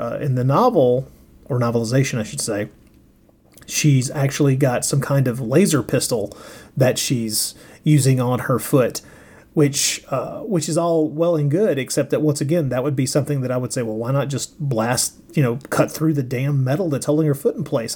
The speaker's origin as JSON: {"language": "English", "country": "United States", "said": "I'm an American"}